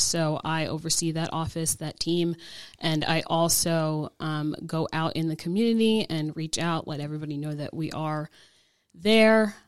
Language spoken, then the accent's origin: English; New Jersey, United States; now in Georgia, United States; I'm originally from New Jersey